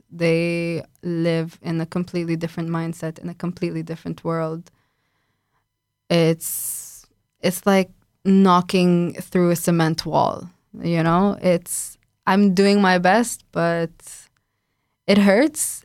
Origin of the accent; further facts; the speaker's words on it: Lebanon; moved away as an adult; now in Warsaw, Poland; I'm from Lebanon